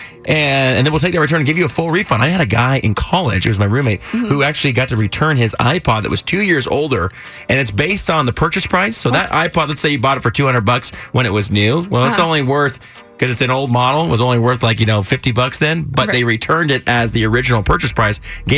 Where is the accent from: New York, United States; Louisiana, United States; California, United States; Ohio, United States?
California, United States; now in Texas, United States; you know that I'm from California.